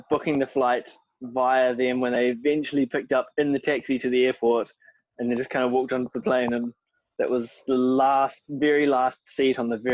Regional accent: New Zealand; born or raised there

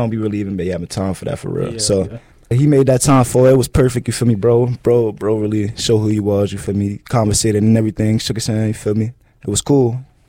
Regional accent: Jersey City, New Jersey, United States; now in Henderson, United States; I'm from Jersey City, but you might always say North Carolina now, Henderson. Grew up been down there for a little minute.

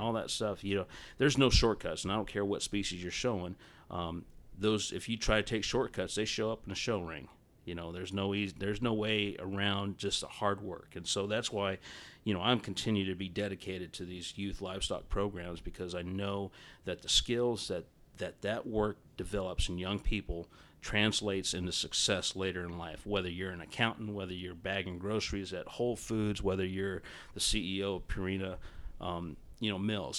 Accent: Southern Arizona, United States; I grew up on ranches in Southern Arizona

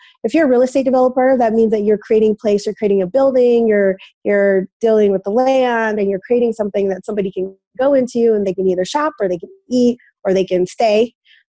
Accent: Denver, Colorado, United States; moved away as an adult; also born or lived in New York City / Ithaca, New York; I'm born and raised in Denver, Colorado

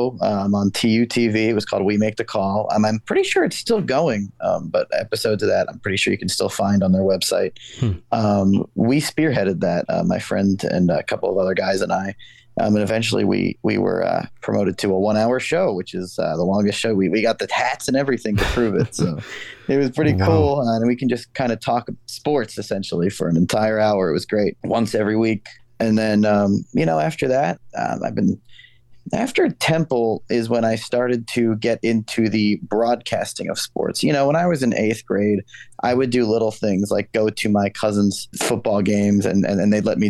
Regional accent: Yeadon, Pennsylvania, United States; I was born in Yadin, Pennsylvania

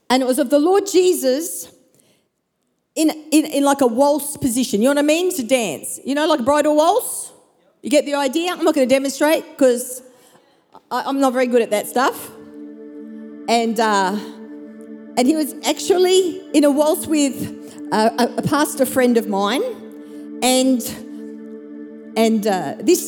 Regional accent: Perth, Western Australia, Australia; moved away as an adult; also born or lived in Brisbane; my hometown of Perth, back to my family

